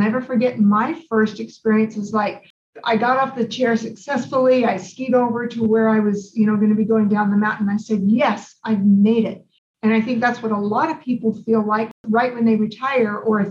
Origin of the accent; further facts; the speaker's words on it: Idaho, United States; now in Arizona, United States; I grew up in Idaho